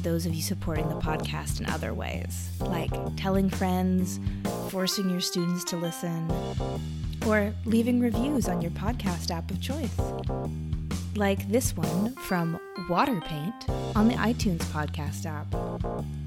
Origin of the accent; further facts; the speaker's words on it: Washington, United States; I grew up in Washington State